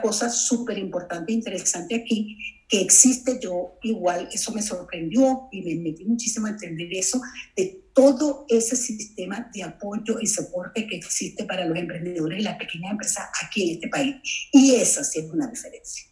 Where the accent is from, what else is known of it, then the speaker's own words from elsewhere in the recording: Venezuela; moved away as an adult; now in Los Angeles, United States; soy originalmente de Venezuela, nacida en Venezuela